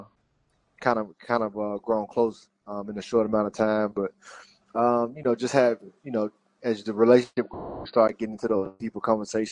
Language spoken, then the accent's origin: English; Mississippi, United States; moved away as an adult; now in New Orleans, United States; we're both, my wife and I, we're both from Mississippi.